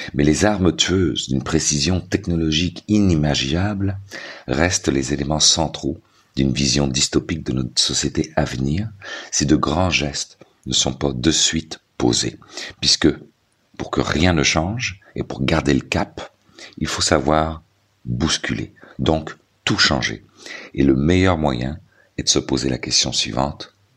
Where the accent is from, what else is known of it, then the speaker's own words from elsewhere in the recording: Quebec, Canada; chez nous, au Québec